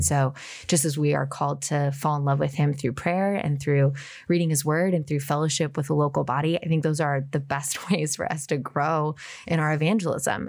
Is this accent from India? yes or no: no; Portland, Oregon, United States; moved away as an adult; also born or lived in Washington, D.C.; I grew up just outside of Portland, born and raised